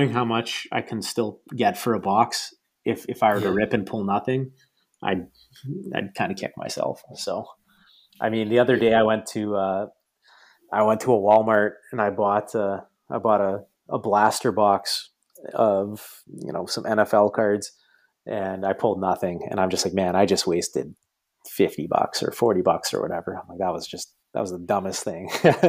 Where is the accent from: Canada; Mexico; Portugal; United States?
Canada; to be a soccer fan in Canada and just my kind of experience growing up